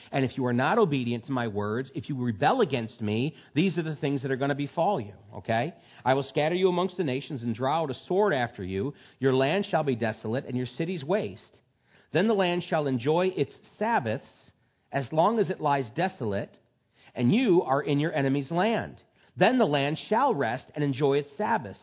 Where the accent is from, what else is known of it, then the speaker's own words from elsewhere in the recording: United States; We are so privileged in this country